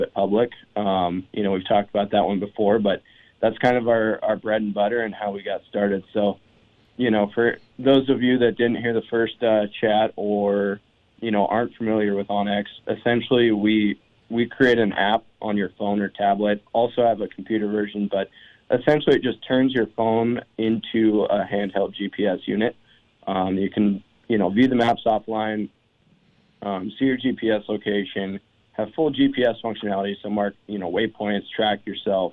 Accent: Montana, United States; I'm from Montana

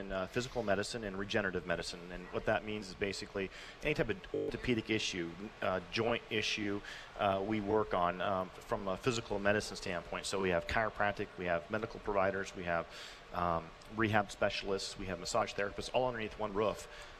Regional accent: Minnesota, United States; now in Colorado, United States; I grew up in Minnesota

